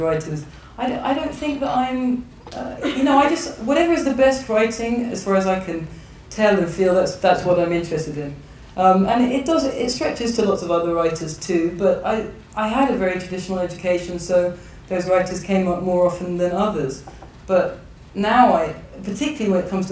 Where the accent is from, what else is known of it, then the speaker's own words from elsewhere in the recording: England, United Kingdom; I'm born and bred in England